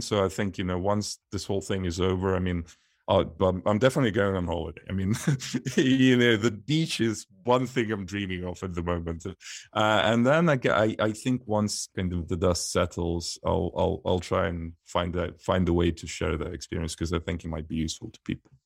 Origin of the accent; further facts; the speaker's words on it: Donetsk, Donetsk Oblast, Ukraine; moved away; also born or lived in Leicestershire, United Kingdom / London, United Kingdom; I was born in Donetsk, which is eastern Ukraine